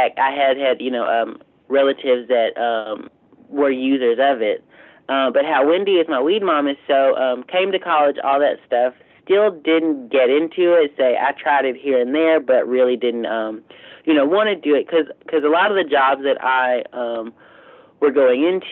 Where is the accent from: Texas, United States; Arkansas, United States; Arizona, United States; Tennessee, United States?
Arkansas, United States; southeastern; moved away as an adult; also born or lived in Fayetteville, Arkansas; So I'm from Arkansas, but like I'm from like straight laced southern eastern Arkansas, with like, you know, on the side of a river and, you know, swamps